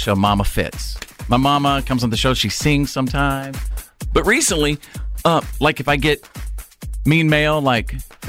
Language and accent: English; Bowie, Texas, United States; moved away; my hometown of Bowie, Texas, USA.